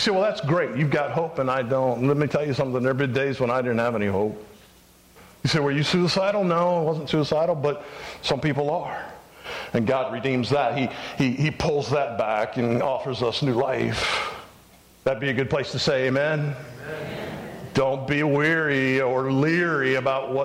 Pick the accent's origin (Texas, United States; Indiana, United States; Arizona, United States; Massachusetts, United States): Arizona, United States; Phoenix; moved away; I grew up in Phoenix, part of my childhood